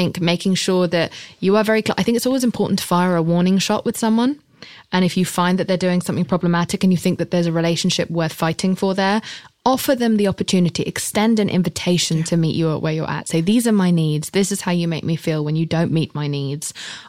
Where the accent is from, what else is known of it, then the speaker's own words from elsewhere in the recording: England, United Kingdom; I'm English.